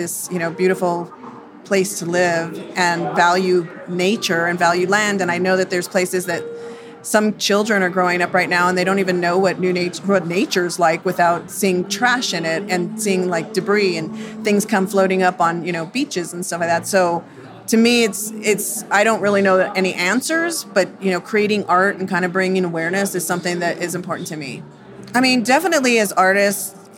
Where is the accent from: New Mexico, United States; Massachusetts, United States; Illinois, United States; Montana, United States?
New Mexico, United States; Santa Fe; I'm from Santa Fe